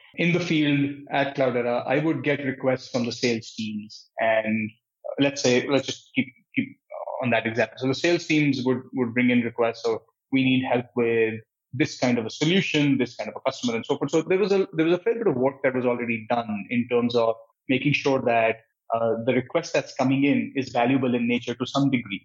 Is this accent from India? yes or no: yes; New Delhi, Delhi, India; moved away as an adult; also born or lived in Patiala, India / Santa Cruz, California; now in United States; I was born and brought up in India, in New Delhi.